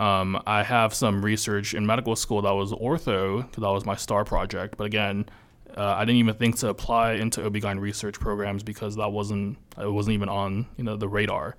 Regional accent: Los Angeles, California, United States; moved away as an adult; I'm from California, born and raised, and then I came here

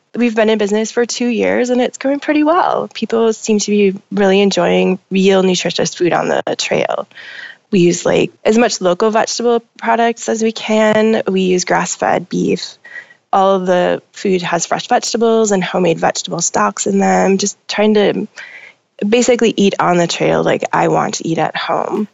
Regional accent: Minnesota, United States; moved away as an adult; now in Portland, United States; I grew up in Minnesota.

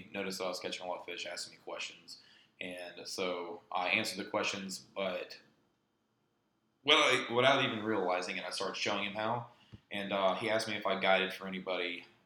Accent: Cullowhee, North Carolina, United States; I was born in the Caney Fork Valley out in Jackson County, so about 45 minutes west of here, a little bit further out in the Cullowhee area. But very, very fortunate getting to grow up here

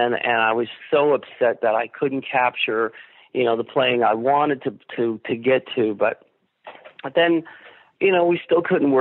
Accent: Bridgeport, Connecticut, United States; a house I grew up in on Garfield Avenue in Bridgeport

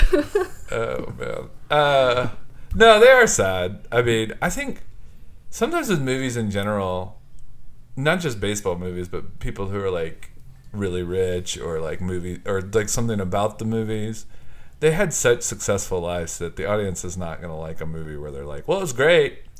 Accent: Houston, Texas, United States; somebody who's from around Houston

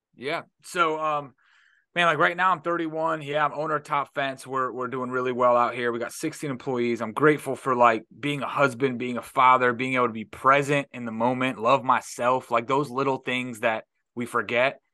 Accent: Detroit, Michigan, United States; now in Florida, United States; I'm from Detroit

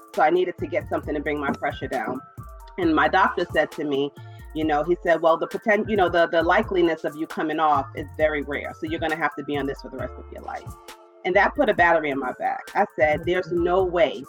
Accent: New York City, New York, United States; Brooklyn, New York.

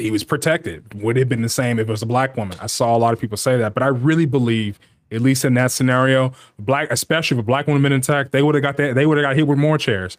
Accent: United States; we're Americans. Of course, that's our nationality, but it gets broken up further that we're Black Americans.

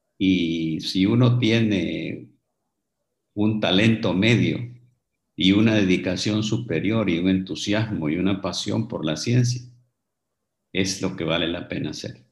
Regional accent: Honduras; moved away as an adult; also born or lived in England; Tuve que salir de Honduras, tuve que ir a estudiar en el extranjero y me quedé ahí trabajando durante muchos años.

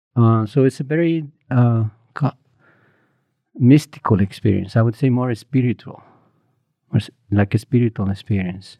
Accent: Morelos, Mexico; moved away; I grew up in Morelos, um, a small uh, village, maybe like 30 houses, 150 people there.

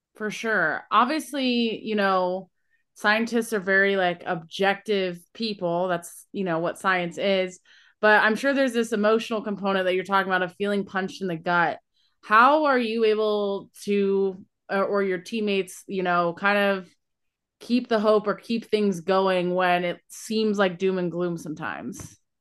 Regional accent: Columbus, Ohio, United States; I'm from Columbus originally, so also from nowhere near the ocean

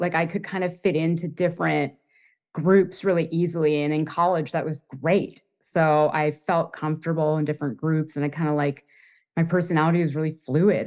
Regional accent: Toronto, Ontario, Canada; moved away as an adult; also born or lived in Boston / New York; I grew up in Toronto, Canada, and I moved to Boston when I was around twenty for school, um, and I stayed.

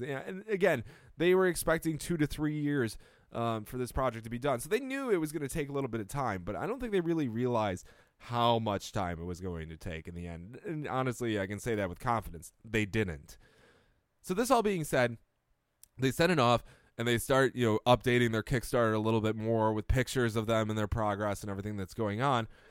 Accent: Rochester, New York, United States; moved away; I come from Rochester

